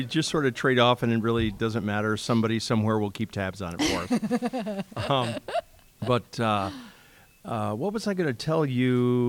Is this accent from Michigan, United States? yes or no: no; Rockford, Illinois, United States; northern Illinois, like 10 miles from the Wisconsin border. He goes, tell me the city you're from. And I said, Rockford.